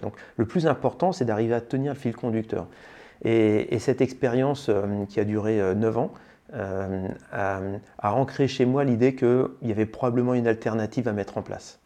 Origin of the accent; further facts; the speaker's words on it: Senlis, Hauts-de-France, France; je suis un pur produit picard, je suis né à Senlis, dans le sud de l'Oise, et j'ai vécu ma tendre enfance dans le village de saint le là où mes parents avaient leur travail